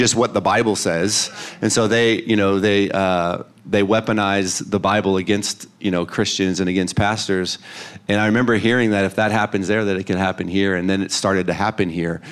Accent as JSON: {"language": "English", "country": "United States", "said": "as an American"}